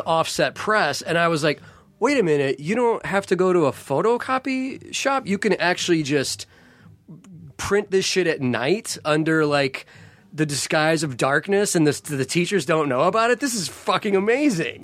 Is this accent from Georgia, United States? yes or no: no; St. Louis, Missouri, United States; for a young kid growing up in Saint Louis